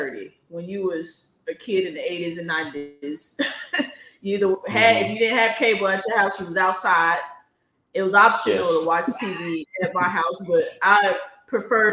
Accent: Oklahoma, United States; the R&B stations that I grew up listening to, because I'm from Oklahoma

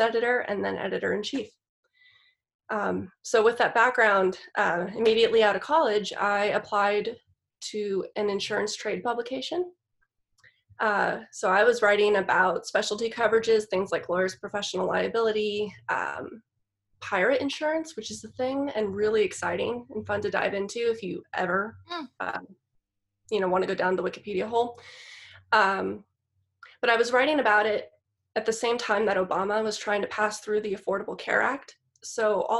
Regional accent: Los Angeles, California, United States; accent: Valley girl; moved away as an adult; now in Sonoma, United States; Born and raised down in the San Fernando Valley.

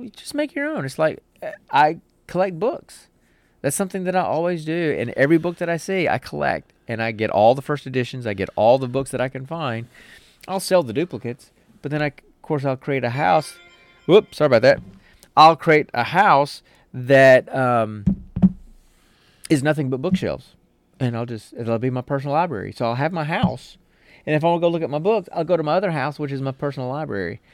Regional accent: United States; I'm old and I'm American

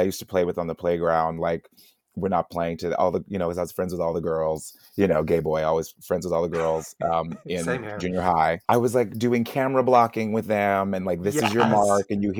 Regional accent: Las Vegas, Nevada, United States; moved away as an adult; also born or lived in Salt Lake City area, Utah; I'm from Las Vegas, private school in Las Vegas.

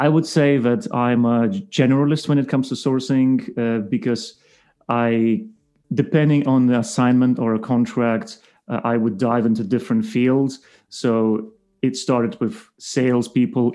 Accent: Lithuania; moved away as an adult; now in United Kingdom; Originally, I'm from Lithuania. I relocated to the UK, what is already 7 years ago

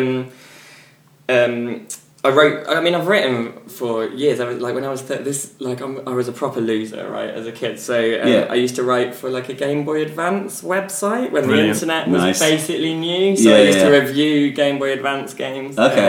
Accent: Saarland, Germany; now in United Kingdom; I grew up in Germany

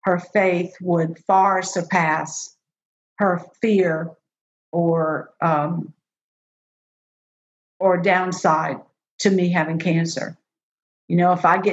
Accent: New Orleans, Louisiana, United States; moved away; I am from New Orleans. You can take the New Orleans girl away from New Orleans, but you can't take New Orleans out of the girl.

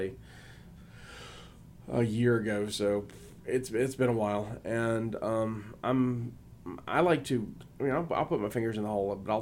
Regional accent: Perdido, Alabama, United States; moved away; where I grew up in Perdido, Alabama

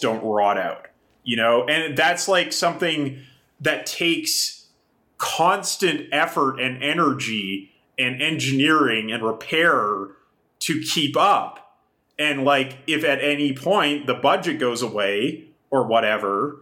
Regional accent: Kamloops, British Columbia, Canada; moved away; also born or lived in Japan; I grew up in Kamloops in British Columbia

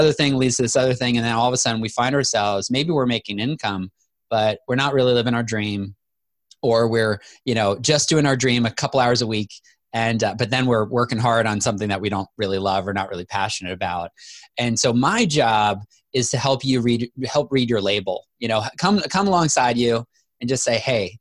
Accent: Manitoba, Canada; moved away as an adult; I moved to Manitoba, Canada in fifth grade and lived there all the way through college.

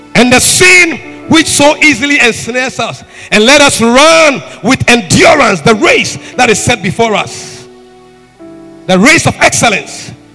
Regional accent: Dabala, Volta, Ghana; Dabala, Dabala, that's my hometown

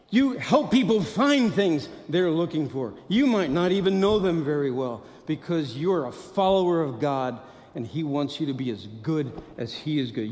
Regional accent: Midwest, United States; I'm from the Midwest. So I like to be Midwest nice.

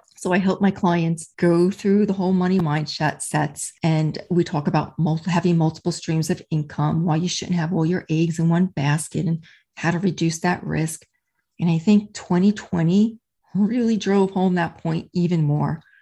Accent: New York, United States; accent: New York; also born or lived in New Jersey / Charleston, South Carolina; now in Melbourne, Florida, United States; I'm originally from New York, born and raised there, spent many years in New Jersey

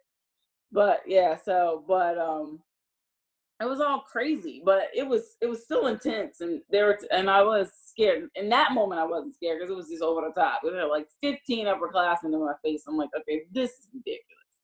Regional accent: Newark, New Jersey, United States; accent: Jersey; moved away as an adult; I'm from Newark

